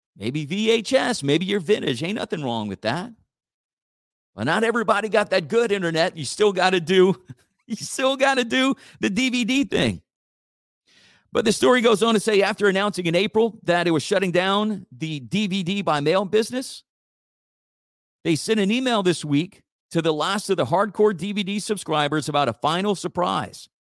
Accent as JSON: {"language": "English", "town": "Church Point", "region": "Louisiana", "country": "United States", "tie": "born or raised there", "said": "my hometown of, of Church Point"}